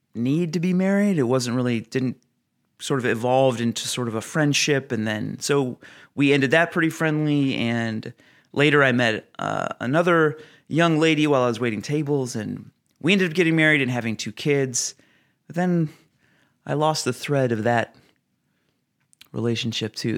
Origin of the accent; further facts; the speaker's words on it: Oregon, United States; my home state of Oregon